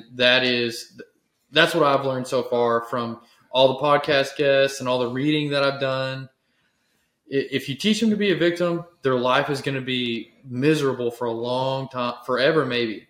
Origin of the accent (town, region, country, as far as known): Texas, United States